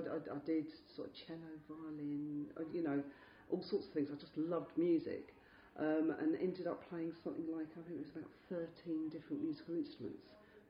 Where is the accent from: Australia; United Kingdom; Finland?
United Kingdom; London; also born or lived in Chelsea, London; I was brought up in sort of the Wimbledon area. I was born in Chelsea in 1965, so swinging London. And my parents moved to Wimbledon because I could afford a house there. Not the posh part of Wimbledon, I hasten to add.